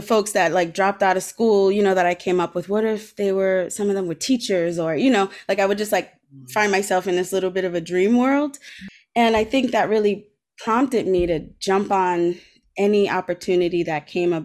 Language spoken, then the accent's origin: English; Providence, Rhode Island, United States; I grew up in Providence, and I grew up through, you know, in low income neighborhoods.